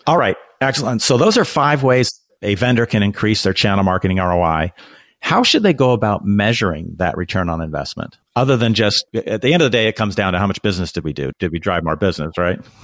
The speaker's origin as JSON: {"language": "English", "town": "Renton", "region": "Washington", "country": "United States", "said": "I'm from Renton, Washington, which you know is kind of on the outskirts of Seattle"}